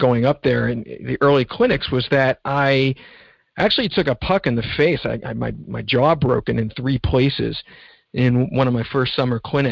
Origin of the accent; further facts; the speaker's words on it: Philadelphia, Pennsylvania, United States; mainly in and around Philadelphia, and spent my summers in Northern Ontario